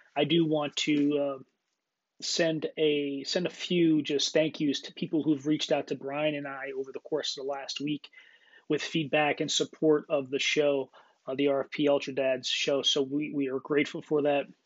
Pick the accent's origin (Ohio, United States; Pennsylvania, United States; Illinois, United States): Pennsylvania, United States; Clarks Summit; where we grew up in Northeastern Pennsylvania outside of Scranton, PA, Clark Summit area.